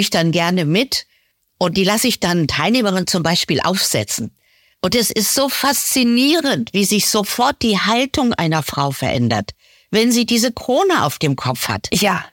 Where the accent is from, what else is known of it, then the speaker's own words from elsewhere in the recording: Lower Saxony, Germany; moved away as an adult; also born or lived in Munich; Ich komme aus Niedersachsen, aus einem Dorf.